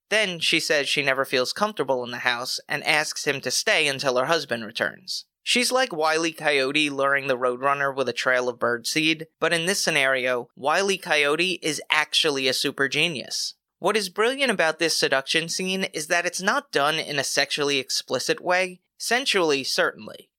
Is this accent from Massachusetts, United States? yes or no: no; Long Island, New York, United States; I'm from Long Island